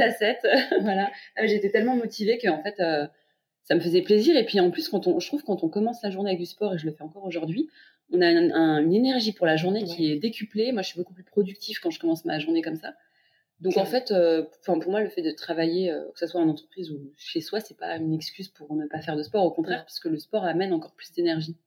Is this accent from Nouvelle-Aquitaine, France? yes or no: no; Paris, Île-de-France, France; je suis une Parisienne de 32 ans